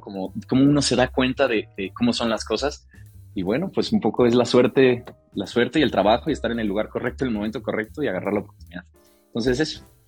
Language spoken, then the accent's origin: Spanish; Morelia, Michoacán, Mexico; moved away; yo crecí en Morelia